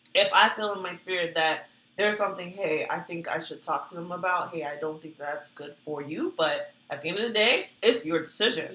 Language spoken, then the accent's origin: English; Virginia, United States; moved away; I'm from Virginia.